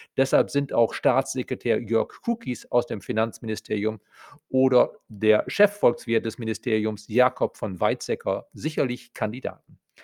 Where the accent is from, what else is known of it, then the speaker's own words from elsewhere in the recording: Germany; bei uns in Deutschland